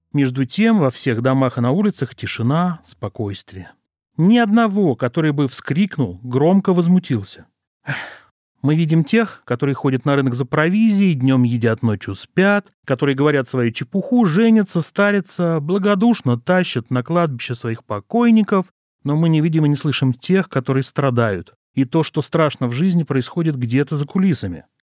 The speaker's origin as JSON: {"language": "Russian", "town": "Gus-Khrustalny", "region": "Vladimir Oblast", "country": "Russia", "tie": "born or raised there", "said": "я родился в Гусе Хрустально Владимирской области и жил совершенно спокойно, спокойной жизнью в учительской семье"}